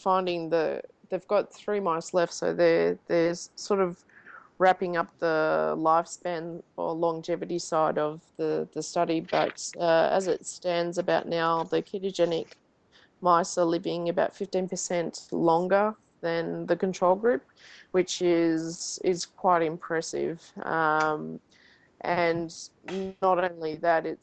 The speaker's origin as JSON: {"language": "English", "country": "Australia", "moved": "yes", "lives_now": "Davis, United States", "said": "being an Australian"}